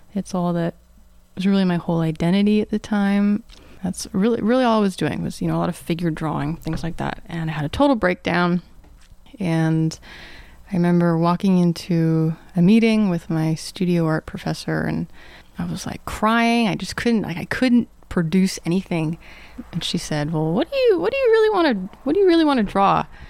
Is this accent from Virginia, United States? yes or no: no; Atlanta, Georgia, United States; I grew up in the Atlanta suburbs, like old suburbs, so lots of woods.